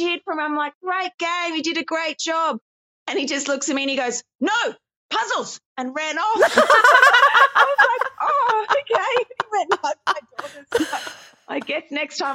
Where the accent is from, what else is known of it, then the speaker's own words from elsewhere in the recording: Queensland, Australia; I'm from Queensland